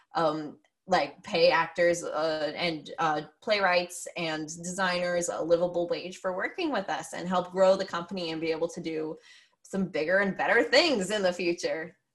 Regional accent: Pennsylvania, United States; also born or lived in New York area; now in New York, United States; I grew up in Pennsylvania. I live in New York area now

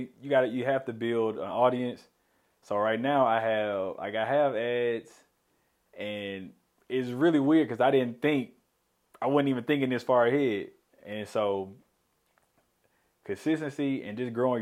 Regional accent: Memphis, Tennessee, United States; moved away as an adult; now in Little Rock, United States; I'm originally from Memphis

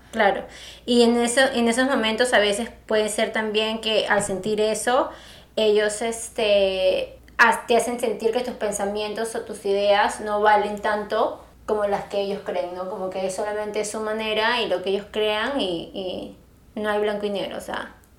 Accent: Peru; tú y yo que somos peruanas

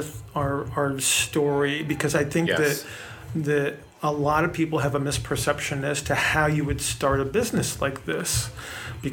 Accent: Fort Wayne, Indiana, United States; I grew up in the Fort Wayne area

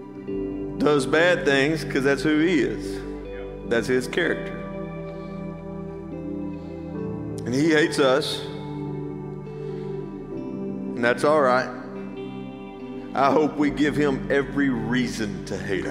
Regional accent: Athens, United States; I grew up here. This is my hometown. And I know how Athens works

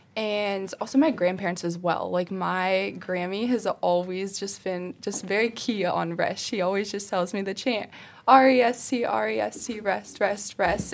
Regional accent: Ohio, United States; moved away as an adult; now in South Carolina, United States; I'm from Ohio, and so now I go to school in South Carolina

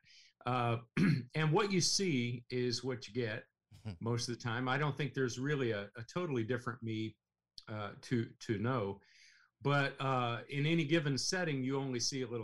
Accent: Russell Springs, Kentucky, United States; growing up in Russell Springs, and I got to tell you, that's a beautiful place on Lake Cumberland

